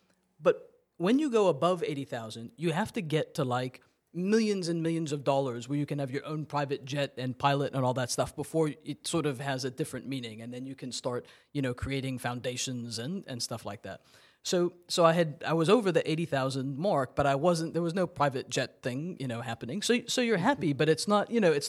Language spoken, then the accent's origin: English; Massachusetts, United States; born there; So I was born in Massachusetts. I went to school in New York and then went to law school in Tennessee.